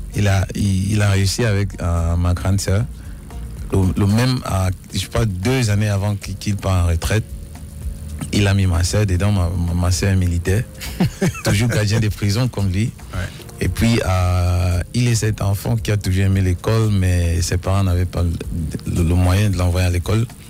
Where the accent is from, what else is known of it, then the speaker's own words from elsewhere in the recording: the North-West, Northwest Region, Cameroon; je viens du Nord-Ouest. Euh, mes parents viennent du Nord-Ouest, ma mère et mon père